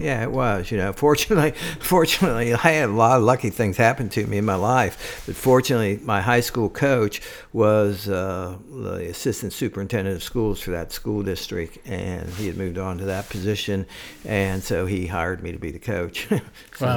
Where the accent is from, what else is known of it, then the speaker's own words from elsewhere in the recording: Cincinnati, Ohio, United States; also born or lived in Central Virginia; now in Johnson City, United States; I'm from Cincinnati